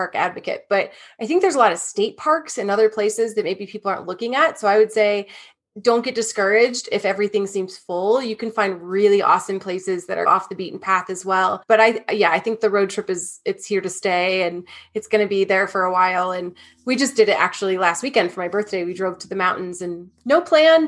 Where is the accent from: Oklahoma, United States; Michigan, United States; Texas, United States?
Michigan, United States; I'm from Michigan.